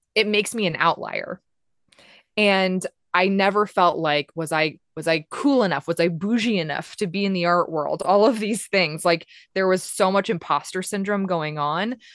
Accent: Des Moines, Iowa, United States; moved away as an adult; also born or lived in Los Angeles; I was born and raised in Des Moines

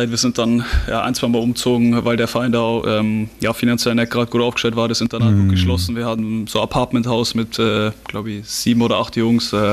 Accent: Bavaria, Germany; moved away; ja, das wird immer meine Heimat sein und immer ähm, ja, was ganz was Besonderes, auch wenn ich jetzt schon wirklich lang weg bin. Ja, eigentlich fast äh, die Hälfte von meinem ganzen Leben bin ich, bin ich schon weg. Ja, sehr kleiner Ort

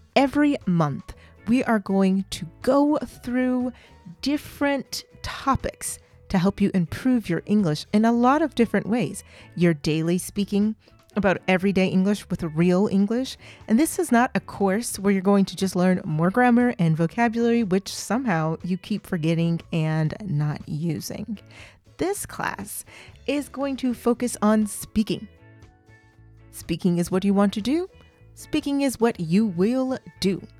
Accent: Oklahoma, United States; I'm from Oklahoma, and in Oklahoma, we have three recognized official languages

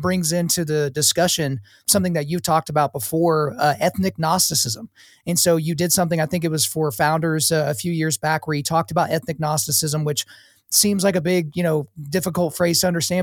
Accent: Lawton, Oklahoma, United States; I grew up in Oklahoma where the predominant race in Oklahoma is white, but the city I grew up in, Lawton, is a multi-ethnic city

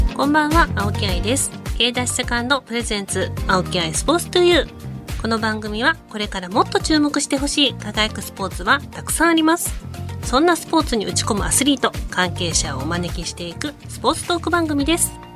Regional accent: Kyoto, Japan; 地元が京都

